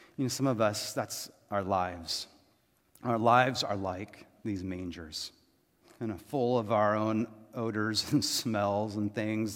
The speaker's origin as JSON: {"language": "English", "region": "Texas", "country": "United States", "tie": "born or raised there", "said": "I was born in Texas, right? I'm American and Texan"}